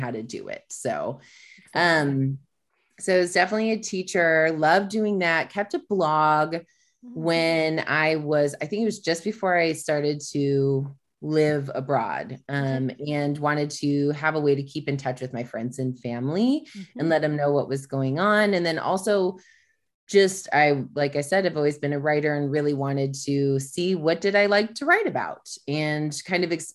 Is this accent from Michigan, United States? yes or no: yes; Michigan, United States; now in Austin, United States; I grew up in Michigan